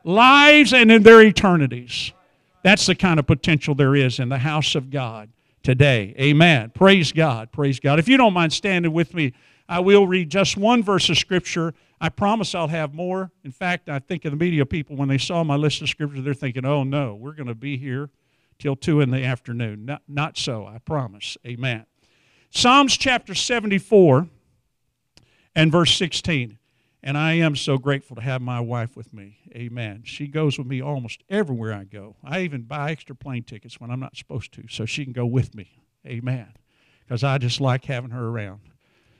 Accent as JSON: {"language": "English", "town": "Wichita Falls", "region": "Texas", "country": "United States", "said": "I'm from Wichita Falls area"}